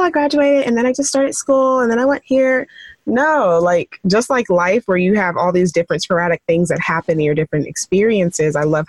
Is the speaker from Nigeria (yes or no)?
yes; Nigeria; my parents want to be a pharmacist and, you know, I'm Nigerian and they always trying to push what they want.